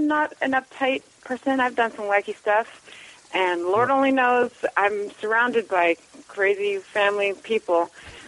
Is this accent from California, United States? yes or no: yes; Los Angeles, California, United States; I was born and raised in Venice, California